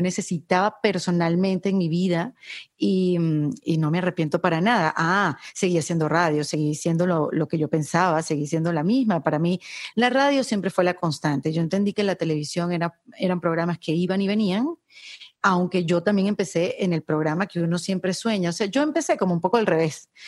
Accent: Venezuela; moved away as an adult; now in Miami, United States; yo vengo de Venezuela, un país de mises

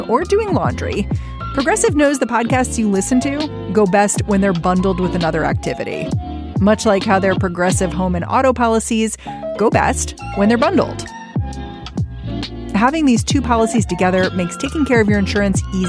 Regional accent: United States; As an American

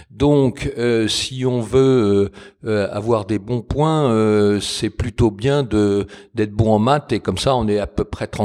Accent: Paris, Île-de-France, France; moved away as an adult; je suis finalement, euh, d'un point de vue de l'éducation, un pur parisien. J'ai fait euh, toutes mes études et quand j'ai quitté Paris, c'est pour aller à l'étranger. Donc, je, me revendique plutôt parisien, mais j'ai du côté de ma mère des ascendants normands et du côté de mon père des ascendants lyonnais

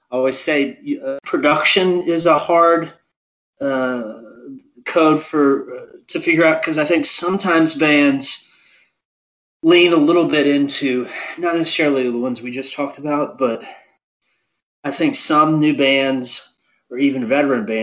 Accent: Maryland, United States; Parents from Illinois, growing up in Maryland, I think are kind of that.

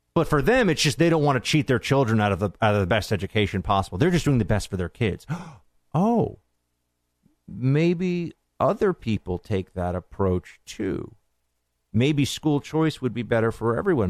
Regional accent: New York, United States; now in Washington, D.C., United States; I'm a New Yorker, so I know these things. Although I'm a swamp dweller right now in D C.

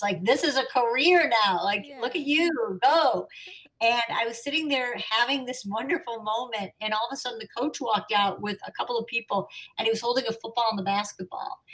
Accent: Chicago, Illinois, United States; I'm a Chicagoan

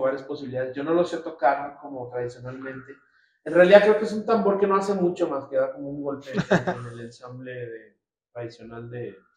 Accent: Nuevo Laredo, Tamaulipas, Mexico; moved away as an adult; now in Mexico City, Mexico; Yo soy originario de Nuevo Laredo, Tamaulipas.

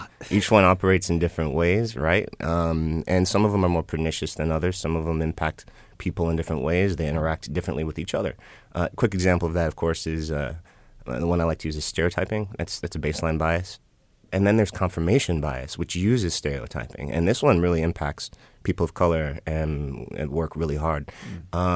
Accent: Chicago, Illinois, United States; I'm from Chicago too

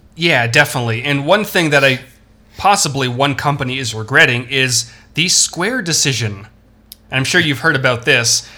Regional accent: Toronto, Ontario, Canada; I'm from Toronto

